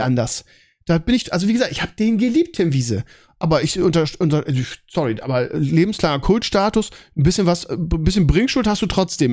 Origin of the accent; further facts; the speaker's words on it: Bremen, Germany; als Bremer